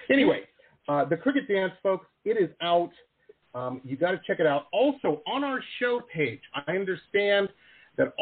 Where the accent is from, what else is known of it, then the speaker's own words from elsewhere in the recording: Detroit, Michigan, United States; my hometown of Detroit